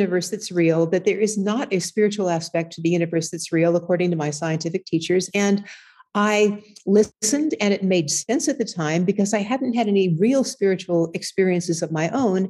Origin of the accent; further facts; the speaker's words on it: Southern California, United States; we grew up in Southern California